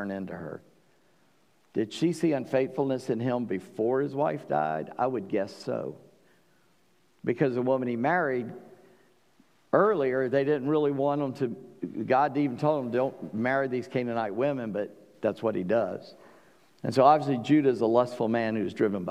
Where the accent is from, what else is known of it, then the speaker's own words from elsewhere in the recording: South Carolina, United States; I'm from South Carolina.